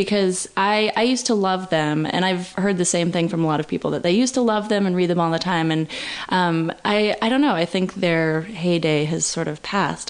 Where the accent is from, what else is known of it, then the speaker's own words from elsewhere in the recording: Berkeley, California, United States; I'm from Berkeley.